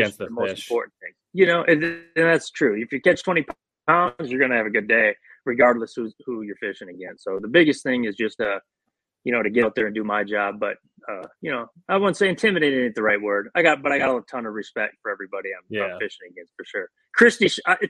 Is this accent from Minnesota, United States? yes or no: yes; Shakopee, Minnesota, United States; moved away as an adult; also born or lived in Florida / Tennessee; I grew up in Shakopee. My mom lived in Shakopee. My dad lived in Minneapolis